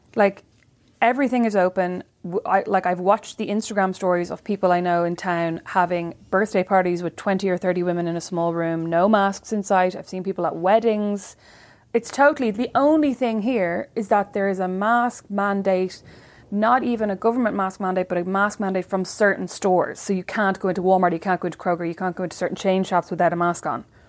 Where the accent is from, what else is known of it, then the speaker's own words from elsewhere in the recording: Kildare, Leinster, Ireland; my hard life as a white girl growing up in Kildare